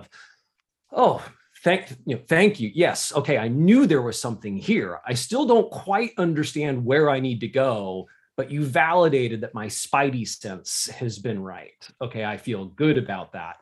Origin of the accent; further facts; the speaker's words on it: United States; I am an American